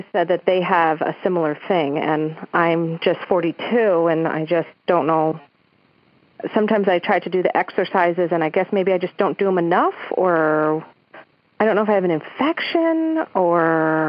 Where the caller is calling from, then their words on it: Westchester, New York, United States; I'm calling in from Westchester, New York.